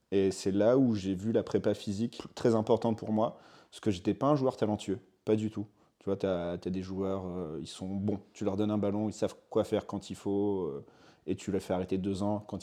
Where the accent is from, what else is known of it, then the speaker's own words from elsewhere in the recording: Roquebrune-sur-Argens, Provence-Alpes-Côte d'Azur, France; moved away as an adult; also born or lived in Boulogne-sur-Mer, Pas-de-Calais; Et j'ai grandi dans le sud après, dans le Var, à côté de Saint-Raphaël, un petit village de Roquebrune-sur-Argence, la plus grande commune de France.